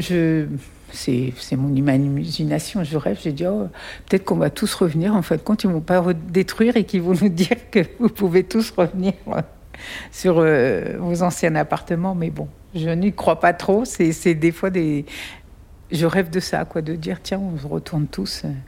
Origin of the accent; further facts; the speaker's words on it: Paris, Île-de-France, France; now in Valenton, France; Je suis née le 9 janvier 1966 à Paris. J'ai vécu jusqu'à l'âge de 11 ans et demi à Paris et on a emménagé pendant les vacances d'avril 1978